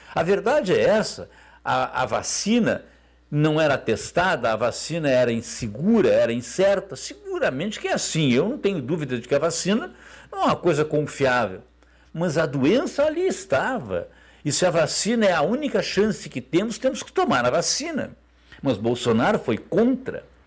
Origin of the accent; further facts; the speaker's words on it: Brazil; como brasileiro